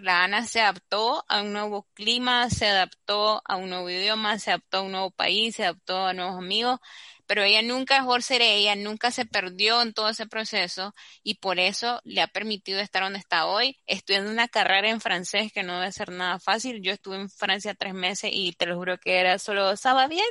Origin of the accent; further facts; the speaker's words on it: Nicaragua; also born or lived in Barcelona; como somos los nica